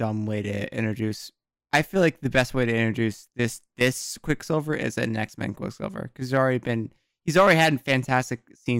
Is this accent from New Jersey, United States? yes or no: yes; New Jersey, United States; I grew up in Jersey